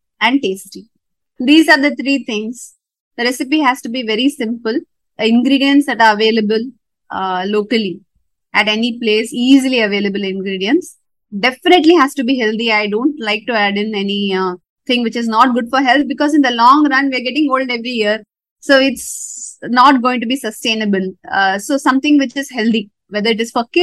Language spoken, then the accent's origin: English; South India, India; moved away as an adult; now in North India; I was brought up in South India and I moved north because my husband's job demanded